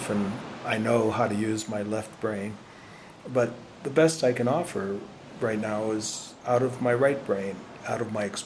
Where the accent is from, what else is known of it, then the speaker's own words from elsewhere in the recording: New England, United States; moved away as an adult; now in California, United States; I grew up in New England